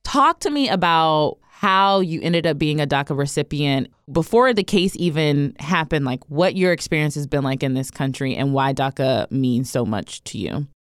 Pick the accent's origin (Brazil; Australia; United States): United States; Ohio; I grew up in Ohio